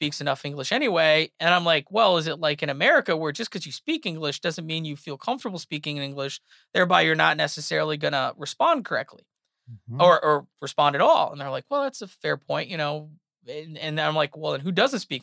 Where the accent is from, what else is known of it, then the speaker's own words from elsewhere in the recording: California, United States; I'm from California